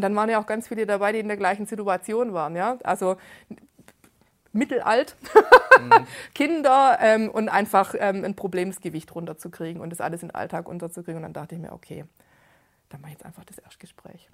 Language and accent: German; Gerlingen, Baden-Württemberg, Germany; ich bin 42, ich komme aus Gerlingen, das ist im Speckgürtel Stuttgarts